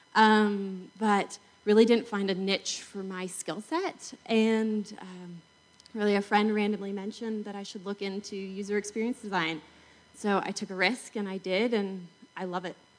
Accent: Salt Lake City, Utah, United States; I'm from Salt Lake City

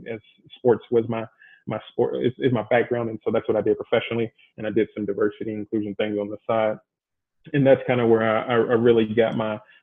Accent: Louisville, Kentucky, United States; moved away as an adult; also born or lived in Bowling Green, Kentucky; now in Arizona, United States; I'm originally from Louisville, Kentucky

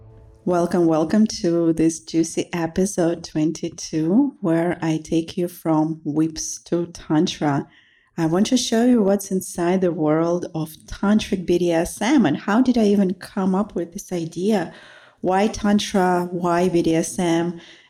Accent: Russia; moved away as an adult; now in United States; So I came from Russia to study and to become successful and to impress my family.

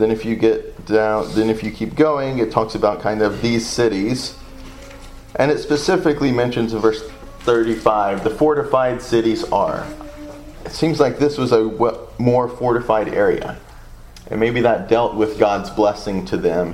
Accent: the South, United States; accent: southern; my southern accent

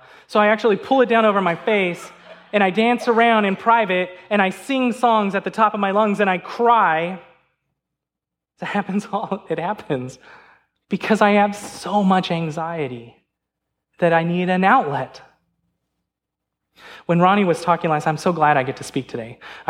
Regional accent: California, United States; Now, I remember, I'm a Lakers fan, because remember, I came from California.

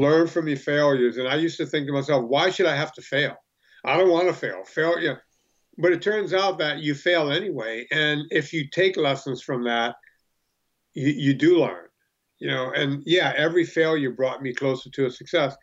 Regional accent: the South, United States; We grew up in the South and there was a lot of black kids

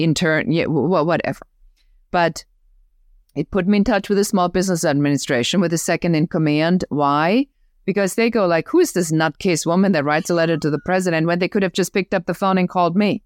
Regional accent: Germany; accent: German; English is a second language; moved away; I'm originally from Germany. You may even hear still the accent

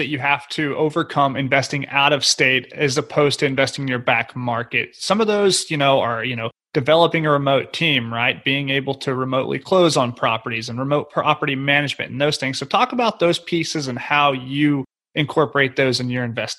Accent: Oklahoma, United States; That's my home state.

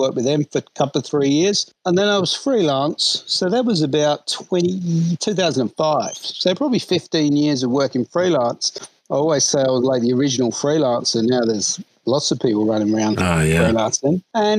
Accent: London, United Kingdom; So anyway, I grew up in London.

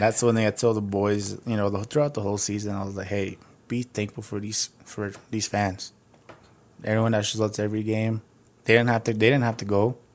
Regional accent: United States; I was born in Radoso, and I just moved from subdivision to subdivision

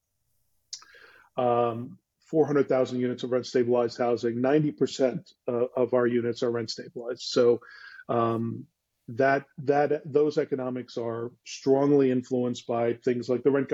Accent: Philadelphia, Pennsylvania, United States; moved away; I was from Philadelphia, suburbs of Philadelphia

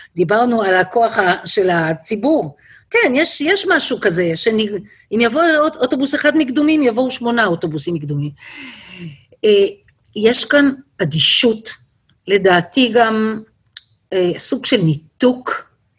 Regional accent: Bnei Brak, Tel Aviv District, Israel; now in Kedumim; אצלנו בבני ברק בפרדס היה לנו סליק של לחי, ואני בבית שמעתי דברים

